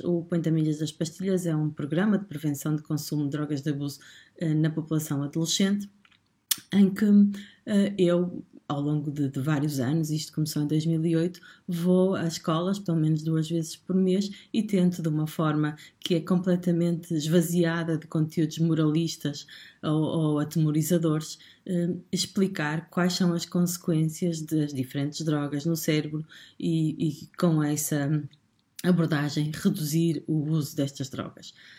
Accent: Portugal; nós, portugueses

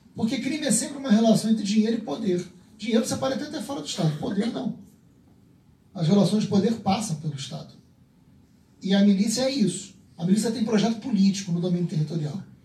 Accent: Rio de Janeiro, Brazil; eu peço a liberdade de responder como carioca

